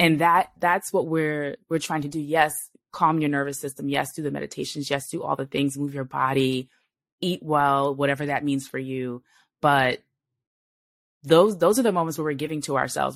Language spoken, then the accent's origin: English; New York City, New York, United States; I was born in Brooklyn. I was raised in New York.